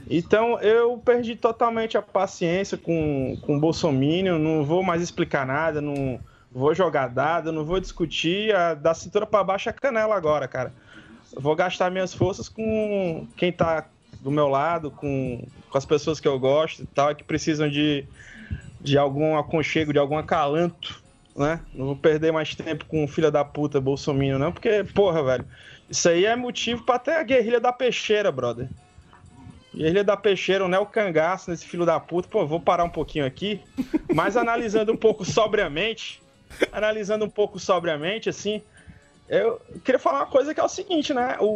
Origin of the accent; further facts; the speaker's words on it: Northeast Region, Brazil; como nordestino, como é, filho, neto, bisneto, toda a minha família é daqui, bicho.